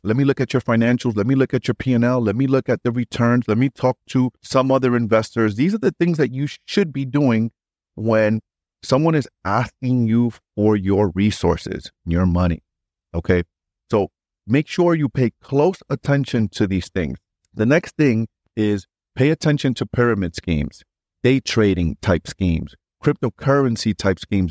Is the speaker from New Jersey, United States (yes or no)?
no; New York City, New York, United States; I grew up in New York City